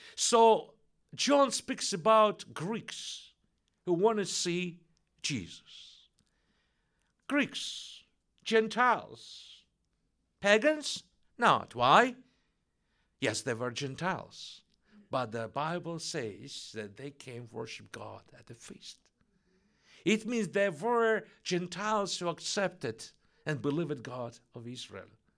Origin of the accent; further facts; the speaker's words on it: Russia; English is a second language; moved away; she felt my accent, so she learned that I'm from Russia, Russian descent